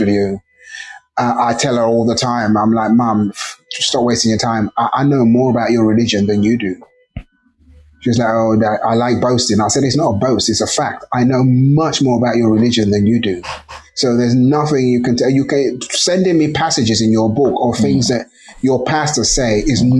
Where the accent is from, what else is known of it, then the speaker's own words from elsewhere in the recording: England, United Kingdom; also born or lived in Nigeria; I was born in England, so obviously that kind of precociousness that you get from being raised in England